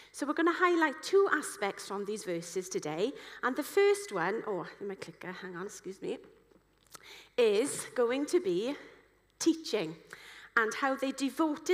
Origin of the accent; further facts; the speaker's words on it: Wales, United Kingdom; I'm a Welsh person